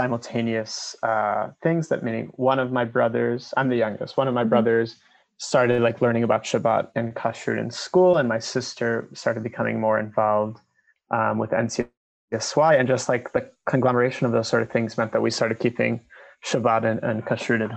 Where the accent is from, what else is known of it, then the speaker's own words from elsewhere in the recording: Skokie, Illinois, United States; moved away as an adult; now in Israel; I grew up in Skokie, Illinois, which is next to Chicago, until I was 18. And now I live in Israel, where I moved then.